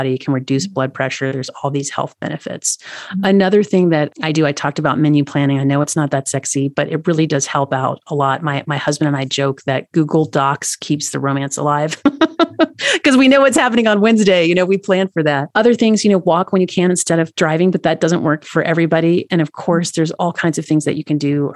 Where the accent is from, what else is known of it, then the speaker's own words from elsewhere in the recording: Tennessee, United States; now in Montana, United States; I live in Montana. Mm-hmm. I'm from Tennessee.